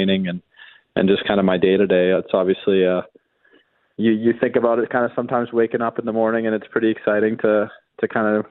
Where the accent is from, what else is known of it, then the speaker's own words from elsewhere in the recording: Western Canada, Canada; being Canadian and being from out west